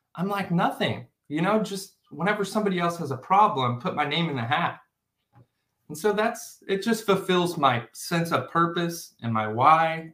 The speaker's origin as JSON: {"language": "English", "town": "O'Fallon", "region": "Missouri", "country": "United States", "tie": "born or raised there", "said": "I come from O'Fallon, Missouri. That's wherever I, that's where I grew up"}